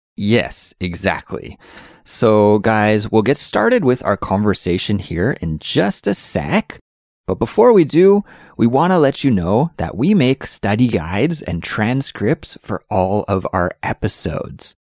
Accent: Canada; growing up in Canada

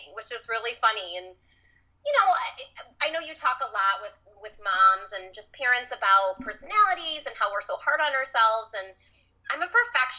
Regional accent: Michigan, United States; I grew up in Michigan

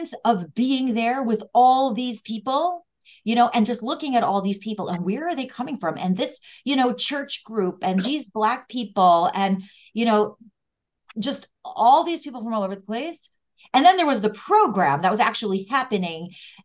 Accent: Cleveland, Ohio, United States; Growing up in Cleveland, Ohio

